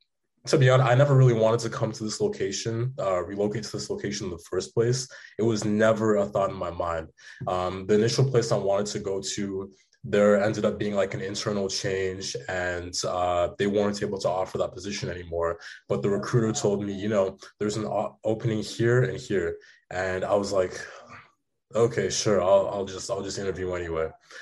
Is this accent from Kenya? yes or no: yes; Kenya; You know, me as my family, I came from Kenya. It's been a hard life.